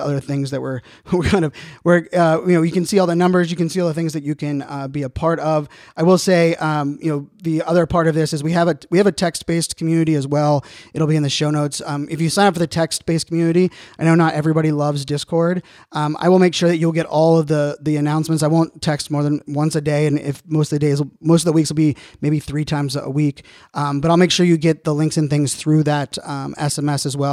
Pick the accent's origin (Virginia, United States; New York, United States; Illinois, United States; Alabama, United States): Virginia, United States; Virginia Beach; I grew up in Virginia Beach.